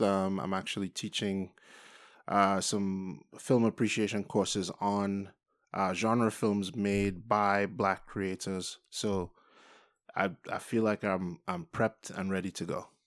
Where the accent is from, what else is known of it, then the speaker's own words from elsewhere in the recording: Trinidad & Tobago; I have an accent, so I'm not from the U.S. I'm from Trinidad and Tobago